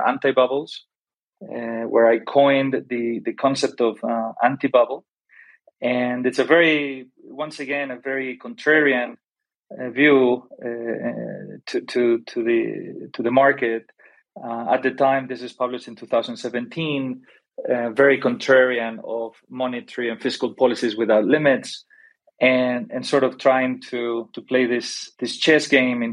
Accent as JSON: {"language": "English", "country": "Spain", "also_born_or_lived": "Golden, Colorado / Paris / London", "moved": "as an adult", "said": "I am originally from Spain"}